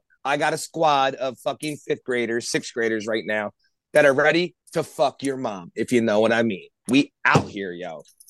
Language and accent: English; North Wales, Pennsylvania, United States; we're from North Wales.